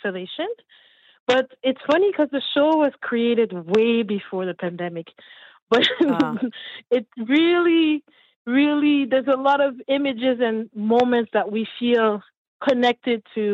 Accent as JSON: {"language": "English", "town": "Montreal", "region": "Quebec", "country": "Canada", "tie": "born or raised there", "also_born_or_lived": "Haiti", "said": "I'm from Montreal, raised in Montreal, originally from Haiti"}